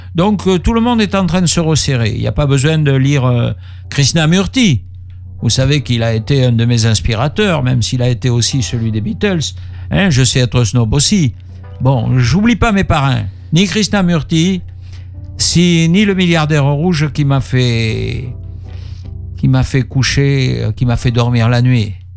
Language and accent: French; Bordeaux, Nouvelle-Aquitaine, France; Je suis un Bordelais, je suis né rue Jacques